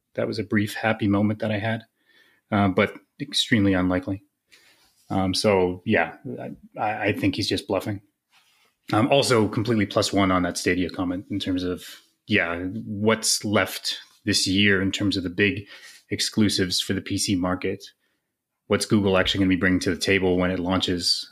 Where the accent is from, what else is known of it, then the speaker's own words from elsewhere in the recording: Canada; as a Canadian